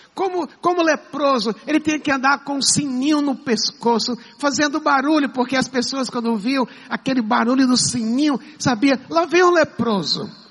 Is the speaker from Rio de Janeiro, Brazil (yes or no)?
no; Pernambuco, Brazil; moved away; também sou, sou pernambucano